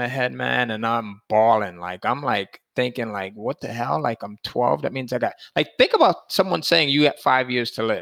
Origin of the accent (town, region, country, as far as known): Connecticut, United States; born or raised there; now in the deep South, United States